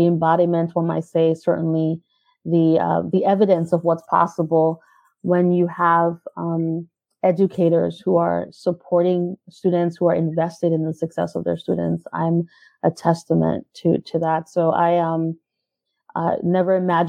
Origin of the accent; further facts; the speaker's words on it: New York City, New York, United States; also born or lived in Caribbean; I grew up in Brooklyn, New York. First, I was in Brownsville. And then mostly in Crown Heights.